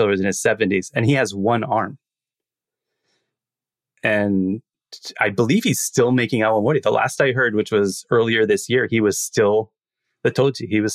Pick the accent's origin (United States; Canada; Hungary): United States; as an American